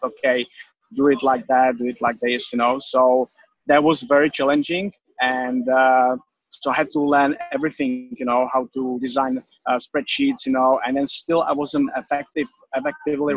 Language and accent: English; Czechia; English is a second language; moved away as an adult; now in Australia; I'm from the Czech Republic